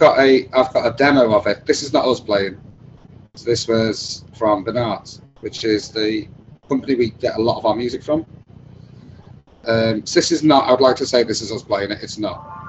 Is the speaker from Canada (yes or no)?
no; England, United Kingdom; accent: British; I didn't come from England